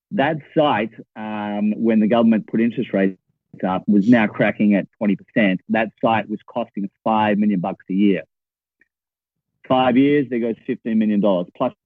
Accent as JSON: {"language": "English", "town": "Perth", "region": "Western Australia", "country": "Australia", "also_born_or_lived": "Melbourne", "moved": "as an adult", "said": "I came from Perth, which is a town a bit like Dallas or Houston."}